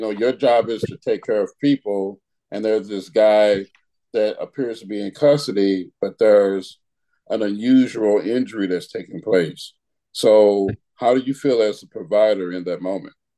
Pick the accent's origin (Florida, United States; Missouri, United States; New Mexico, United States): Missouri, United States; St. Louis; I'm from St. Louis